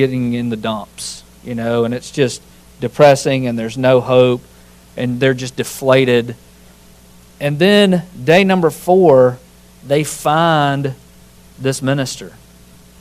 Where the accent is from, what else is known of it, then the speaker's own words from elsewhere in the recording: Winston County, Alabama, United States; I grew up in Winston County, Alabama